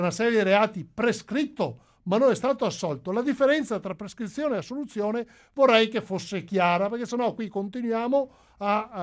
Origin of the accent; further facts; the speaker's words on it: Veneto, Italy; io sono veneto, lo sono da generazioni, lo sono i miei, sia mio padre che mia madre